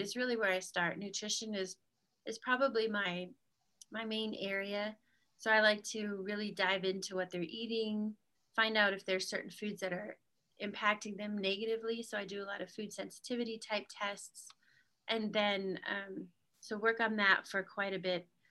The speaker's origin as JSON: {"language": "English", "region": "Utah", "country": "United States", "said": "I'm from Utah"}